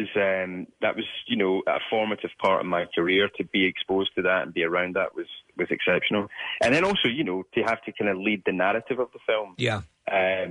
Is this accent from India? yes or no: no; Scotland, United Kingdom; as a young Scottish person